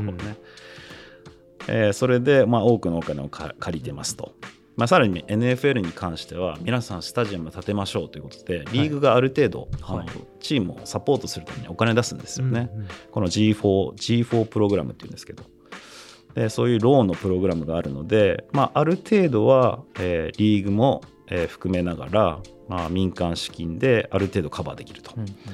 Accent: Hokkaido, Japan; 僕、まあ、北海道出身だから

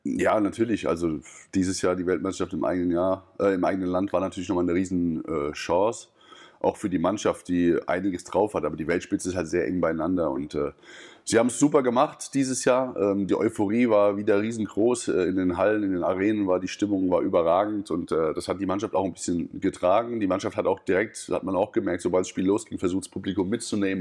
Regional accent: Wiesbaden, Hesse, Germany; moved away as an adult; also born or lived in Wallau / Hamburg / Denmark / Balingen; In Mainz-Kastell, in meiner Heimat

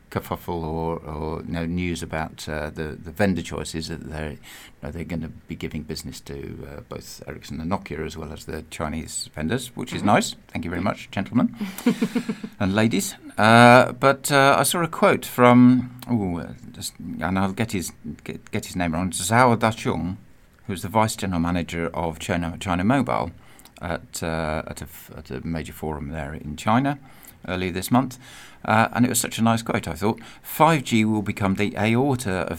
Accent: United Kingdom; moved away; as a Brit

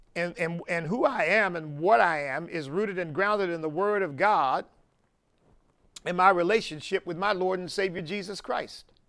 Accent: United States; I'm not ashamed of being American

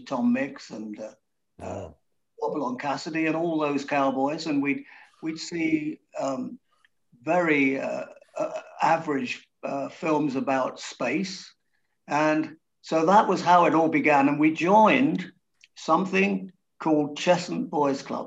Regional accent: Hertfordshire, East of England, United Kingdom; we grew up in the same little town in Hertfordshire, which was just out of the smoke.

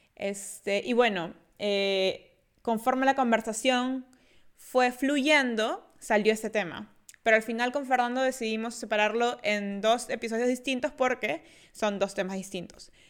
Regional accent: Peru; soy peruana

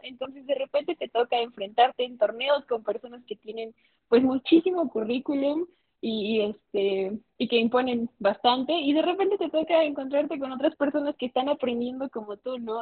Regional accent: Mexico; tengo 21 años, estudio Derecho, soy de México.

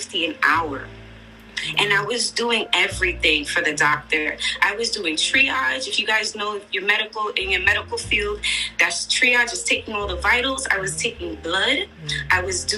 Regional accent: New York City, New York, United States; I'm Puerto Rican from Brooklyn, New York

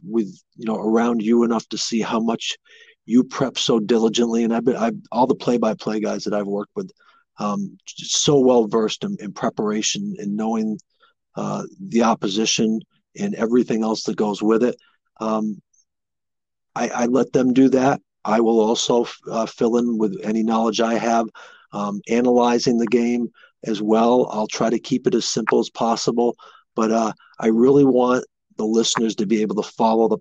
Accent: the Northeast, New England, United States; I grew up here in the Northeast

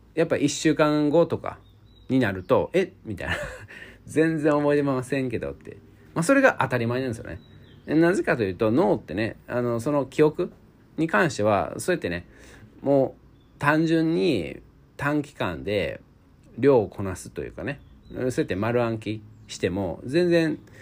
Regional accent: Osaka, Japan; moved away; 僕大阪出身なんですけども

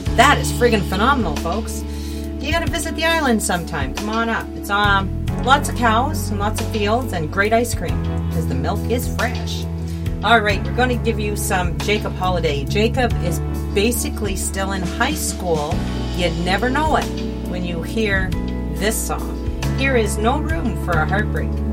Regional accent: the Maritimes, Canada; moved away as an adult; now in Ontario, Canada; I'm from the Maritimes, just moved to Ontario.

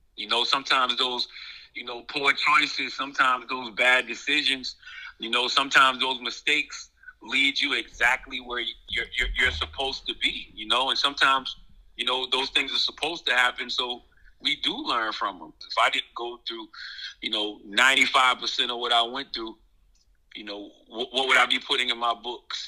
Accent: Moncks Corner, South Carolina, United States; moved away as an adult; also born or lived in New York; growing up in South Carolina

